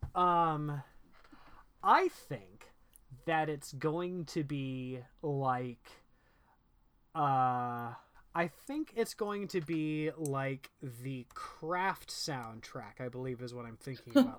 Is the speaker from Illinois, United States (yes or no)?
no; Indiana, United States; I grew up in Indiana